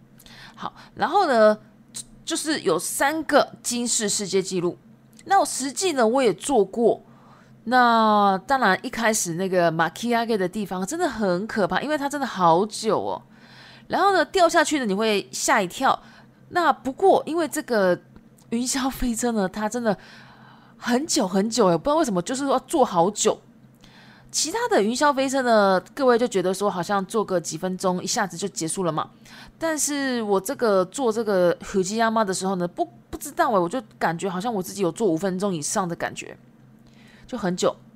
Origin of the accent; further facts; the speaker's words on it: Shizuoka, Japan; Chinese is a second language; 那我的故乡呢，也在静冈县。